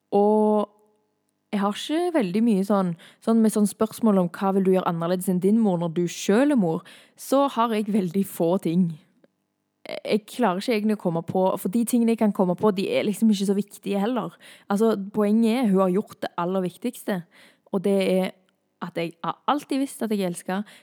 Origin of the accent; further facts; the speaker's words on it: Thailand; jeg er misjonærbarn, jeg har vokst opp i Thailand. Og det var ikke alltid like kult å bo i Thailand, for min del.